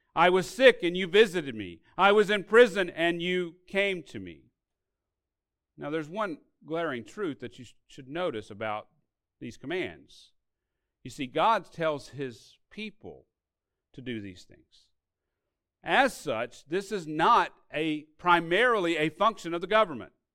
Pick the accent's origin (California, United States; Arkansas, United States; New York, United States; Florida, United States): Arkansas, United States; My family, when I grew up in Arkansas, received aid from these government sources